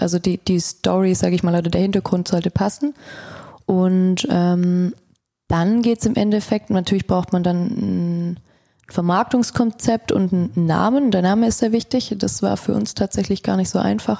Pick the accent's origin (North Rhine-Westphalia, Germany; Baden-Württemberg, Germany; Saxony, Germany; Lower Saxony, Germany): Baden-Württemberg, Germany; Stuttgart; ich bin auch aus Stuttgart.